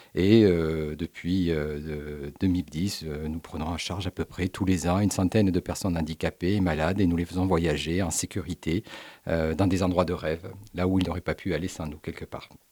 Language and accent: French; Montpellier, Occitania, France; on est natif de Montpellier, vous comprenez, j'ai pendant 17 ans été à la direction générale de l'Institut cancer de Montpellier, donc c'est une ville à laquelle je suis particulièrement attaché. J'ai fait mes études également ici à Montpellier